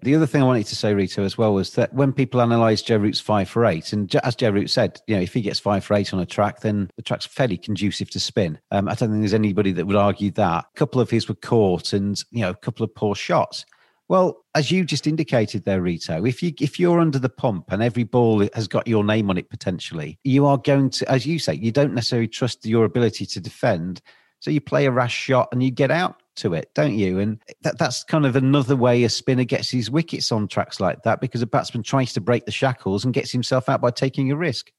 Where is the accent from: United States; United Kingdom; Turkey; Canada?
United Kingdom; England; as an English person